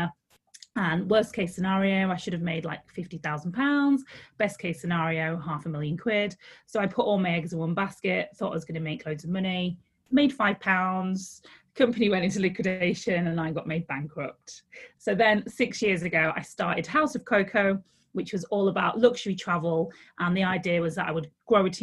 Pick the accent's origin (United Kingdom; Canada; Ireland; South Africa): United Kingdom; Leeds, Yorkshire and the Humber; I'm from Leeds in the north of England